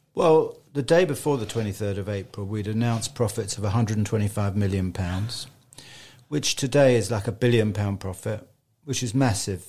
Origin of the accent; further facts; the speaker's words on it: Richmond, London, United Kingdom; I was born in Richmond over a dentist shop